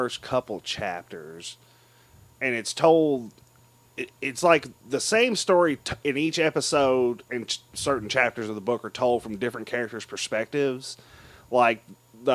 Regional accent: United States; as an American

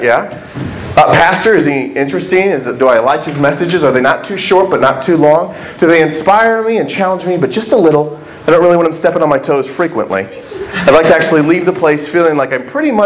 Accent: Indiana, United States; moved away as an adult; also born or lived in Michigan; now in Texas, United States; I am a Hoosier. I am not from Texas.

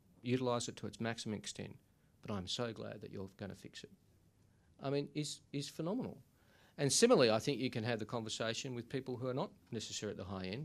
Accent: Sydney, New South Wales, Australia; I grew up in Smithfield in Western Sydney.

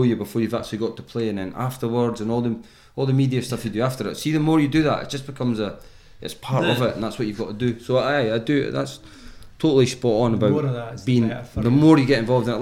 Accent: Scotland, United Kingdom; I'm Scottish and I pin my whole world on I'm Scottish

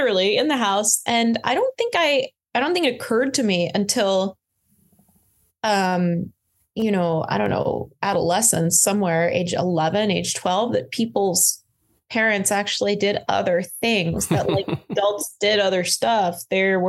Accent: Florida, United States; also born or lived in Connecticut / France; now in New York, United States; I grew up in Florida

